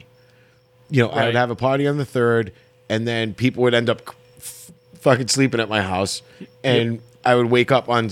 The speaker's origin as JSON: {"language": "English", "town": "Bristol", "region": "Rhode Island", "country": "United States", "moved": "yes", "said": "I went for 27 years because I'm originally from Bristol"}